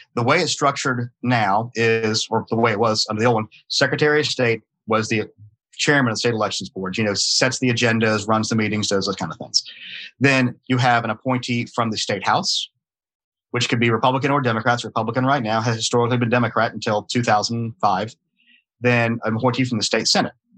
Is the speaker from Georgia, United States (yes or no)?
yes; Atlanta, Georgia, United States; accent: not a heavy Southern accent; i'm born in georgia i was raised in georgia I don't have a really heavy Southern accent because I was raised in Atlanta